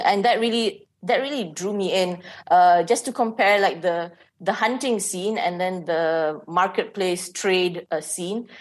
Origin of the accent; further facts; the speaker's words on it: Malaysia; as a Malaysian